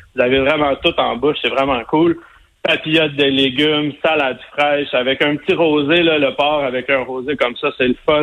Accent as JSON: {"language": "French", "town": "Sainte-Madeleine", "region": "Quebec", "country": "Canada", "said": "moi, je viens de Sainte-Madeleine, de la rive sud de Montréal"}